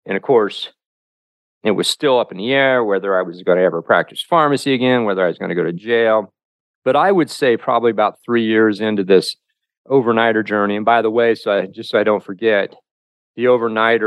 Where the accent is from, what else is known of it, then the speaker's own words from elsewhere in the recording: Covington, Ohio, United States; my hometown of Covington, Ohio